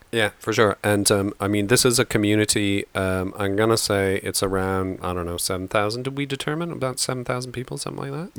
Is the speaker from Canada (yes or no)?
yes; Stratford, Ontario, Canada; now in United Kingdom; very near where I grew up in Stratford